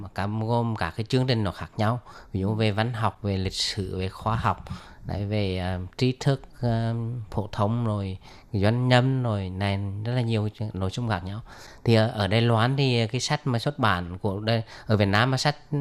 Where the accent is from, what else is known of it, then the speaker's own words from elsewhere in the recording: Huế, Thua Thien Hue, Vietnam; đến từ à, Huế của Việt Nam